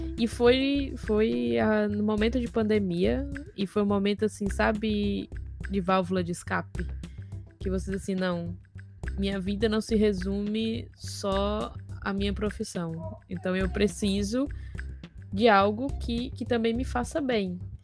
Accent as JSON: {"language": "Portuguese", "town": "Natal", "region": "Rio Grande do Norte", "country": "Brazil", "also_born_or_lived": "Argentina", "moved": "as an adult", "said": "eu sou de Natal. Natal é a capital do Rio Grande do Norte"}